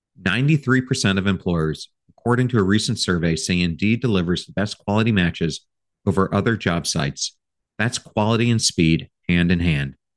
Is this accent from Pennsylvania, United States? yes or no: yes; York / Lancaster, Pennsylvania, United States; moved away as an adult; now in Saint Petersburg, United States; I grew up outside of Philly in York slash Lancaster.